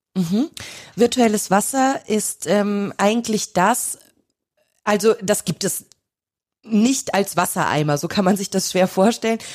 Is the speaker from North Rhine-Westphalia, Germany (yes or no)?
yes; near Cologne, North Rhine-Westphalia, Germany; now in Austria; ich komme aus der Nähe von Köln